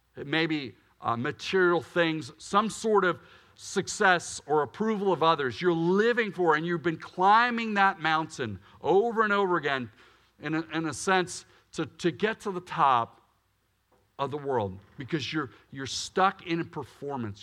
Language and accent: English; Willow Grove, Pennsylvania, United States; I grew up in Willow Grove, Pennsylvania